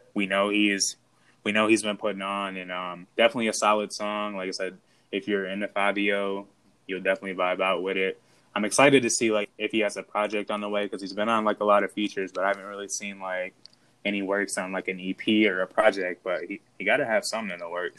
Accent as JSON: {"language": "English", "region": "Midwest", "country": "United States", "said": "I'm from the Midwest"}